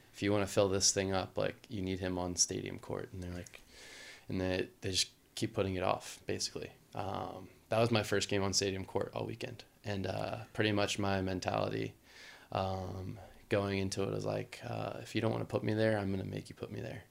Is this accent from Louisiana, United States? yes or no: yes; Louisiana, United States; growing up in the Southeast